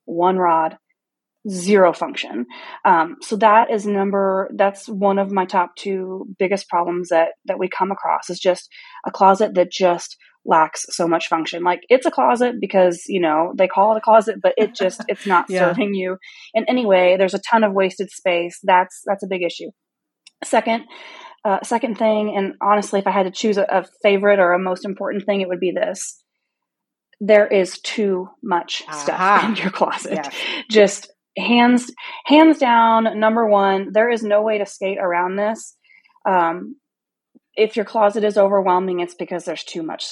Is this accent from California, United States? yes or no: no; Missouri, United States; I'm from Missouri, just a small town in Missouri.